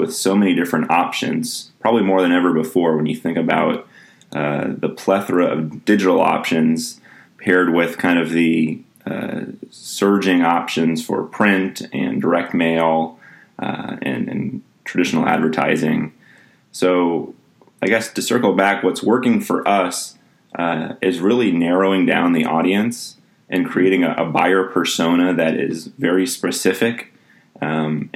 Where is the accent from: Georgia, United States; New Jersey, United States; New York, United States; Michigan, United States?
Georgia, United States; Atlanta; moved away as an adult; now in Lawrence, United States; I grew up in Atlanta. I went to high school at North Springs High School in Sandy Springs